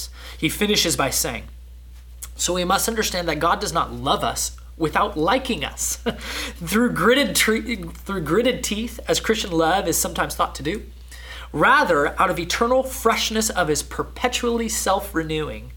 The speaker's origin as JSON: {"language": "English", "region": "Southern California", "country": "United States", "moved": "yes", "said": "I'm from Southern California"}